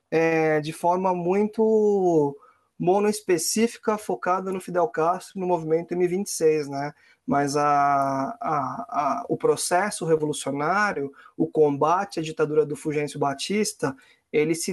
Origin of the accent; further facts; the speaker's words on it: Cuba; now in Brazil; apesar de eu morar aqui, ter feito minha educação toda aqui no Brasil, eu ainda sou cubano, não tenho passaporte brasileiro.